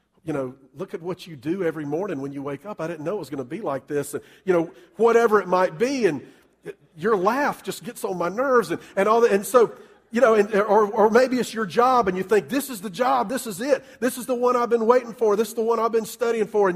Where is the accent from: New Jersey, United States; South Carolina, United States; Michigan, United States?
South Carolina, United States; Columbia; I grew up in Columbia